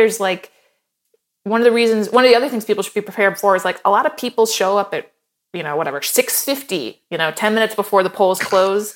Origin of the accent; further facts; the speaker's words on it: Ohio, United States; I'm from Ohio